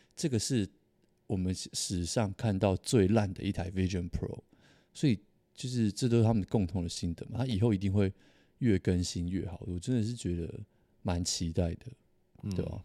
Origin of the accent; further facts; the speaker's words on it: Taiwan; 我是台湾人